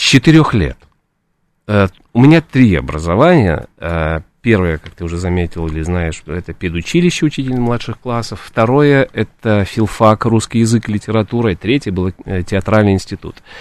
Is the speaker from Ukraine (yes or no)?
yes; Odesa, Odesa Oblast, Ukraine; moved away as an adult; also born or lived in Kyiv; now in Moscow, Russia; После Киева, после театрального института я вернулся и работал в Одессе